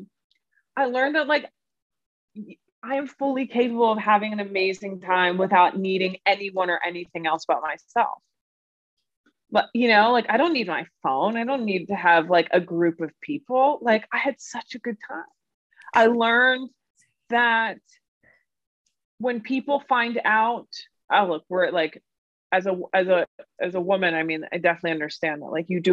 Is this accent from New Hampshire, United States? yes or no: no; New York City, New York, United States; as a New Yorker and as a born and raised New Yorker